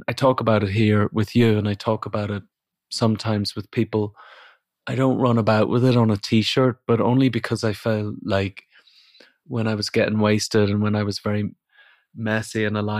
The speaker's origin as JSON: {"language": "English", "country": "Ireland", "moved": "yes", "lives_now": "England, United Kingdom", "said": "I did have a slight indication when I moved from Ireland to England."}